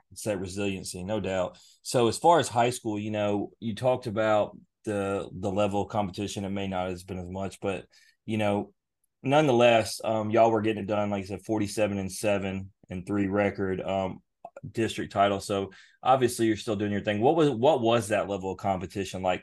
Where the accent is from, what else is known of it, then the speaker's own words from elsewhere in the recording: Memphis, Tennessee, United States; we're from Memphis area